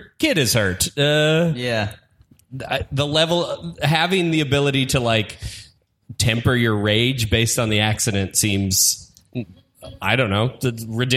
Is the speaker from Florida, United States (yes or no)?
no; Colorado, United States; I'm from Colorado